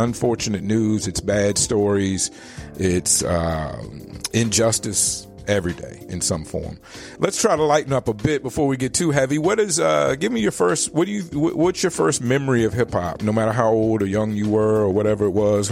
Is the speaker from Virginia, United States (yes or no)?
yes; Richmond, Virginia, United States; Richmond, my hometown